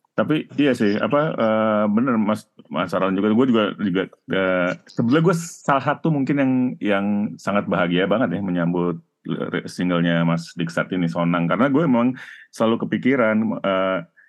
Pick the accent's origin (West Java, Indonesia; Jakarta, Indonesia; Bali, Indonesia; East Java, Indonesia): Jakarta, Indonesia; gue kan dari kecil di Jakarta Timur